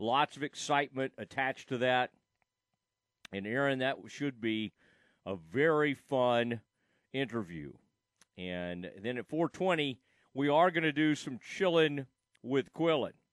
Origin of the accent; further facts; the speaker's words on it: Kaufman, Texas, United States; my days growing up in Kauffman ISD, Kauffman High School